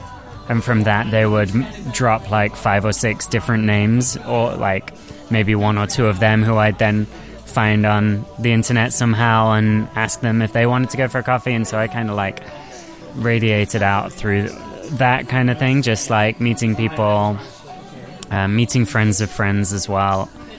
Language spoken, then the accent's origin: English; Nottingham, East Midlands, United Kingdom; which is slightly different to what I guess I grew up with in Nottingham